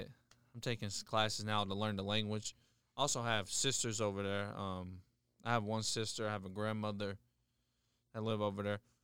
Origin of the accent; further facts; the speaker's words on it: Charleston, West Virginia, United States; I've been born and raised in Charleston, West Virginia for pretty much all my life.